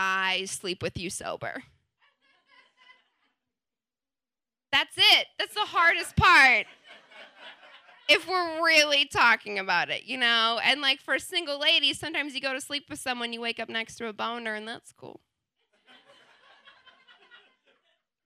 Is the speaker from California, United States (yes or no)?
no; Wisconsin, United States; moved away as an adult; also born or lived in New Zealand; born and raised in Wisconsin from a very Catholic family